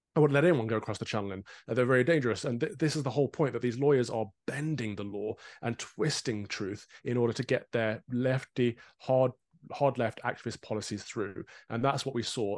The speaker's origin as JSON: {"language": "English", "country": "United Kingdom", "said": "as a Brit"}